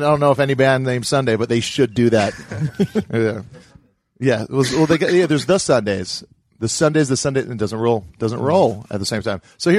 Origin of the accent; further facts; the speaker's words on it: Hawaii, United States; moved away as an adult; now in Los Angeles, United States; I was straight edge growing up in Hawaii